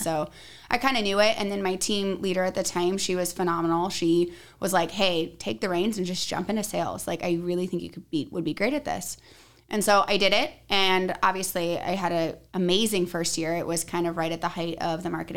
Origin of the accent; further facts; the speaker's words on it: Arizona, United States; I'm from Arizona